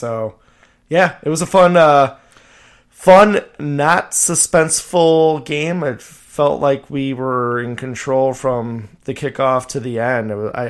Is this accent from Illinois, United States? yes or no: yes; Chicago suburbs, Illinois, United States; I grew up in the Chicago suburbs my whole life.